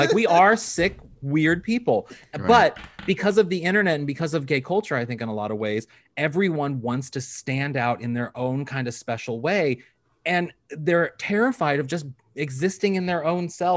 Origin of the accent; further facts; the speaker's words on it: Midwest, United States; moved away; I'm from the Midwest